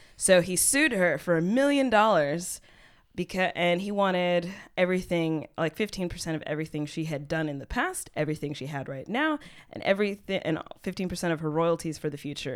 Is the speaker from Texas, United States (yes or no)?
yes; Texas, United States; now in Berlin, Germany; I'm from Texas